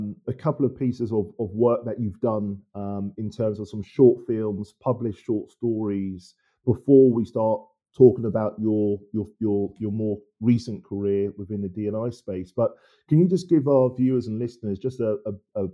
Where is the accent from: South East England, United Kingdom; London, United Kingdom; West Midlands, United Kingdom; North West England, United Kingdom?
London, United Kingdom; growing up in London, I came up from a single parent background